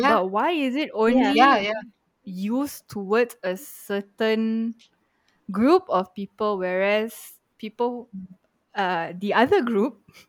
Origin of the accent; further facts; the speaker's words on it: Malaysia; moved away; I immigrated from Malaysia. I am an expat from Malaysia.